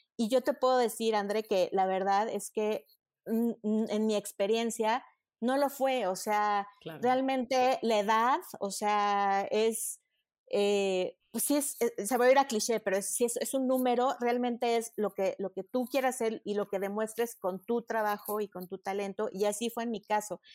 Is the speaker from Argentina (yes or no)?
no; Mexico; also born or lived in Madrid, Spain; yo tenía muy claro que sí quería regresar a México.